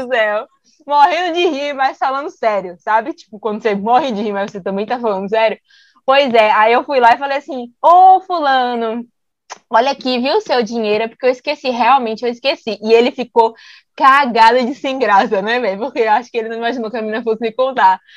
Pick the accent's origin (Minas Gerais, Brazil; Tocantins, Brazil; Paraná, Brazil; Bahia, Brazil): Bahia, Brazil; a gente é baiana